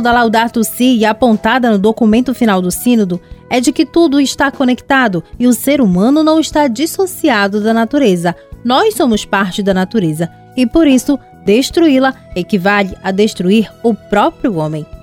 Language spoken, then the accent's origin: Portuguese; Amazon, Brazil; Somos nós aqui da Amazônia.